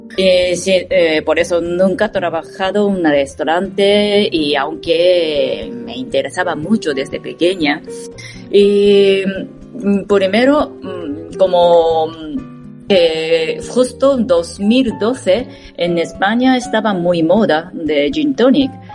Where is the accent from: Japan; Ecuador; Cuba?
Japan; Spanish is a second language; moved away as an adult; now in Madrid, Spain; como soy japonesa